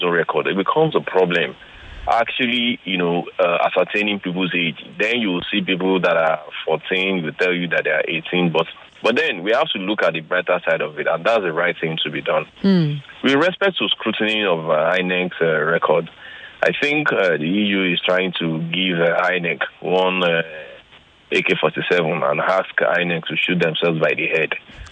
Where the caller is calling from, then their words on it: Ikorodu, Lagos, Nigeria; I'm calling from Korodo.